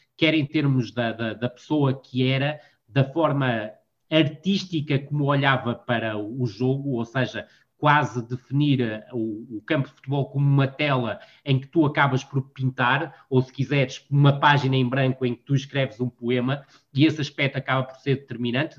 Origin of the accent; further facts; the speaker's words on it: Vila do Conde, Porto District, Portugal; Eu cresci em Vila do Conde